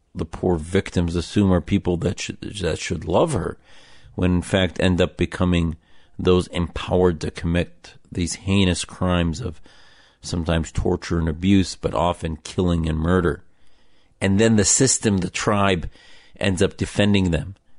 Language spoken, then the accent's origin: English; United States